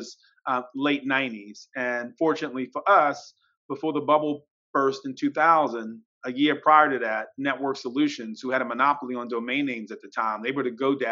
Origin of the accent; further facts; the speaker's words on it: Baltimore, Maryland, United States; I'm originally from Baltimore.